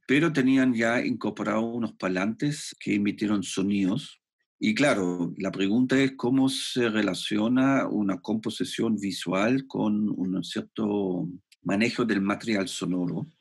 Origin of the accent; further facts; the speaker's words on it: Germany; Spanish is a second language; moved away as an adult; also born or lived in Spain; now in Santiago, Chile; yo soy alemán y he estudiado en Alemania arte